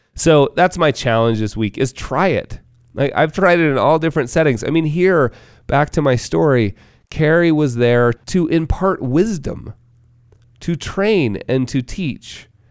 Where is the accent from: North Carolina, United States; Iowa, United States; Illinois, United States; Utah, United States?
Utah, United States; Park City; my hometown of Park City, Utah